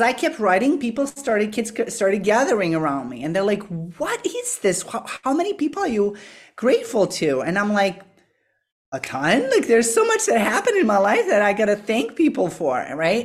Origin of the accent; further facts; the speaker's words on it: Serbia; moved away; I'm from Eastern Europe, from Serbia originally, and, um, up until I was sixteen, my life was very predictable